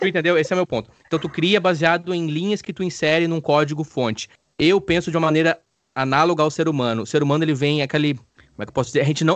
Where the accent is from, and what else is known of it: Campo Bom, Rio Grande do Sul, Brazil; moved away as an adult